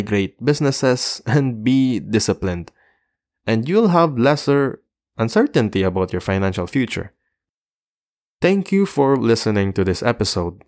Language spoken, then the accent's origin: English; Philippines; the Philippines, my, my home country